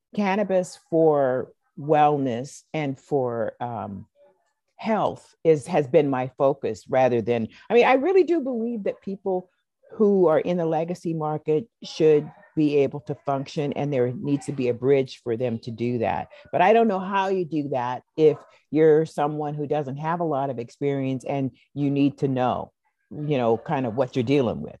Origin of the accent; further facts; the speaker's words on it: Seattle, Washington, United States; I was born here in Seattle